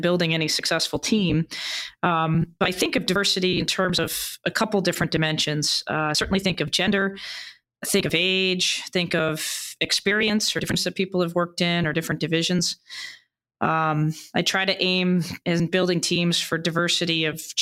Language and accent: English; Boston, Massachusetts, United States; also born or lived in Beijing, China; I'm originally from Boston